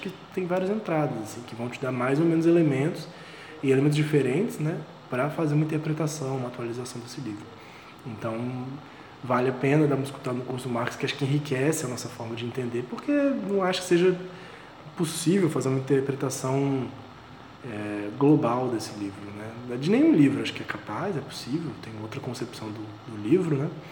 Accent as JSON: {"language": "Portuguese", "town": "Vitória", "region": "Espírito Santo", "country": "Brazil", "moved": "yes", "said": "eu sou de Vitória, né? sou aqui de Vitória do Espírito Santo"}